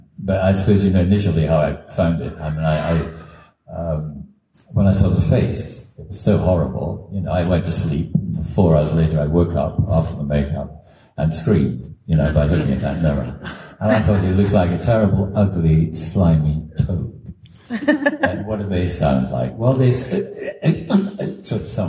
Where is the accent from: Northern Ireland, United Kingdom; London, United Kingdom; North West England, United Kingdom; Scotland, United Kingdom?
Scotland, United Kingdom; Dundee; I'm a kid from Dundee